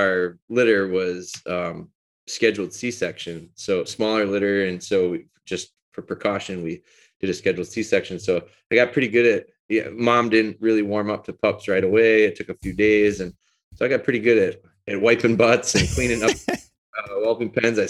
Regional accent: Green Bay, Wisconsin, United States; also born or lived in Rhinelander, Wisconsin / Pulaski, Wisconsin / Menomonie, Wisconsin; So, I'm actually from Rhinelander, Wisconsin, which is northern Wisconsin, north central Wisconsin. I moved down here in elementary school and lived around the Green Bay area

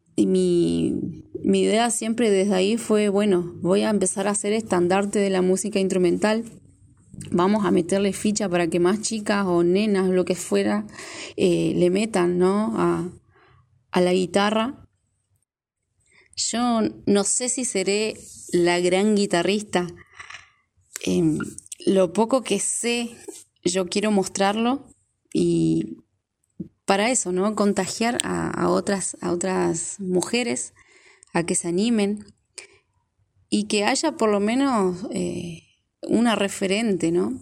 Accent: Neuquén, Argentina; moved away as an adult; now in Formosa, Argentina; soy neuquina, radicada hace ya ocho años en la provincia de Formosa, más precisamente acá en la capital, en la ciudad de Formosa.

